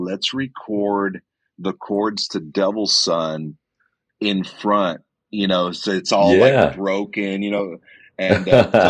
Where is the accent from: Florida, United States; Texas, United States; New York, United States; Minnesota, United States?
Texas, United States; Kingsville; also born or lived in Alice, Texas; I'm from Kingsville. I grew up in Kingsville, Texas.